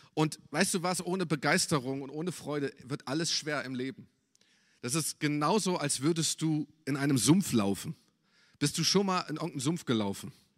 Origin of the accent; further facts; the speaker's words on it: Germany; als Deutscher